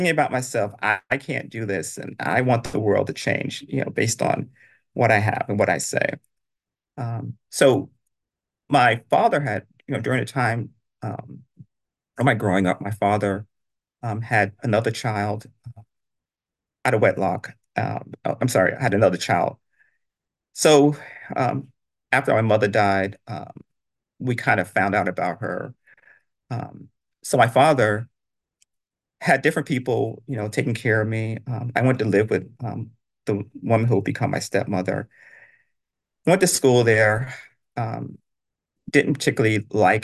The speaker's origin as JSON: {"language": "English", "town": "New York City", "region": "New York", "country": "United States", "tie": "born or raised there", "also_born_or_lived": "Brownsville, Brooklyn", "said": "I grew up in Bed-Stuy"}